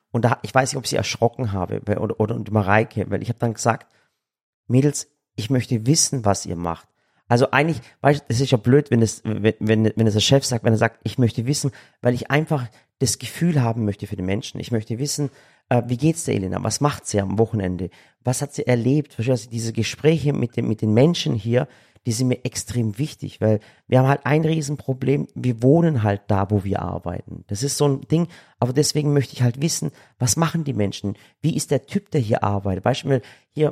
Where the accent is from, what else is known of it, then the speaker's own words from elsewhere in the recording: Germany; wir als Deutsche